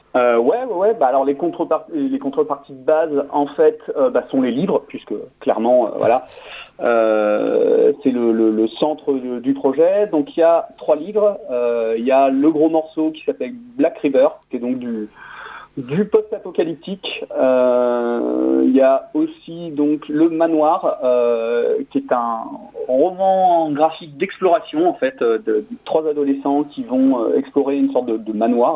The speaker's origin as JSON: {"language": "French", "town": "Toulouse", "region": "Occitania", "country": "France", "said": "moi je suis de Toulouse"}